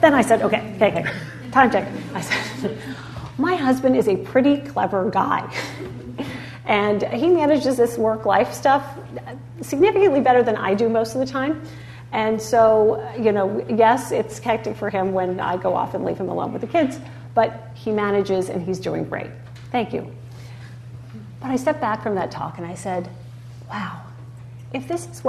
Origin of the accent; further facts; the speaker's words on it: United States; as an American